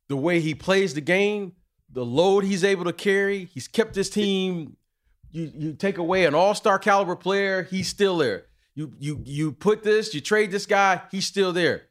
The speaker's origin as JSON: {"language": "English", "town": "Detroit", "region": "Michigan", "country": "United States", "tie": "born or raised there", "said": "as a young kid growing up in Detroit"}